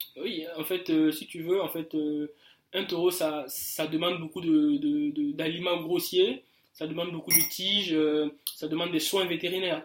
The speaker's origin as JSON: {"language": "French", "country": "Burkina Faso", "moved": "as an adult", "said": "j'ai quitté le Burkina il y a un peu quelques mois"}